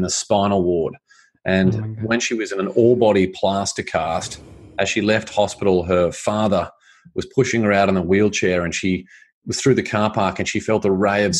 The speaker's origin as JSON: {"language": "English", "country": "Australia", "tie": "born or raised there", "said": "I grew up in Australia."}